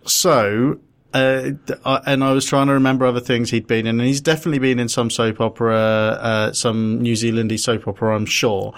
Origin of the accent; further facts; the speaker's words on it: London, United Kingdom; I was born in London, me, Muswell Hill.